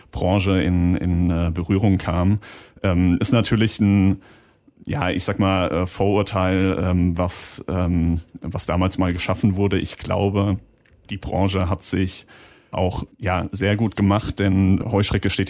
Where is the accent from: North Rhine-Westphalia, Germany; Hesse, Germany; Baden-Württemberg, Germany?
Hesse, Germany; Frankfurt am Main; ich komme ja aus dem Herzen von Europa in Frankfurt am Main. Ja. Das äh, liegt nahe dem Mittelgebirge Taunus.